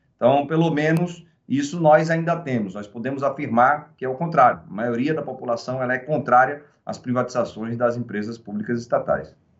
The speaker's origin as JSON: {"language": "Portuguese", "country": "Brazil", "said": "nós, brasileiros e brasileiras, trabalhadores e trabalhadoras"}